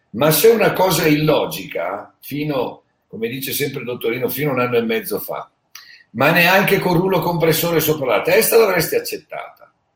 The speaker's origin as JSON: {"language": "Italian", "town": "Bergamo", "region": "Lombardy", "country": "Italy", "said": "io sono di Bergamo, conosco la realtà che c'è stata lì"}